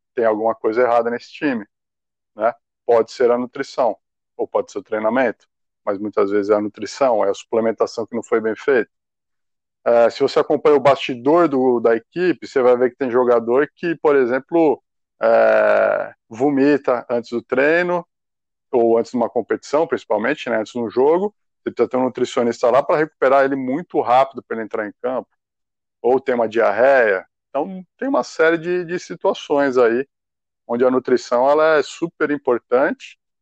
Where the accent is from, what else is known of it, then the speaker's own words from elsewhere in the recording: São Paulo, Brazil; Eu fui criado em São Paulo